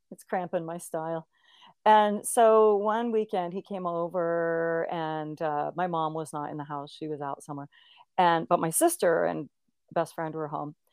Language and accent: English; Olympia, Washington, United States; I grew up in Olympia, Washington